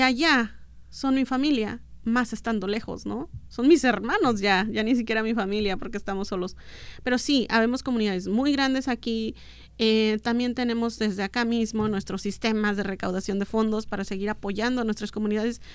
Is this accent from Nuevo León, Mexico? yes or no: no; Oaxaca, Mexico; first language Mixtec; Spanish is a second language; moved away as an adult; now in United States; Yo en mi infancia, donde vivía en Oaxaca, en mi adolescencia, no, nunca había salido de ahí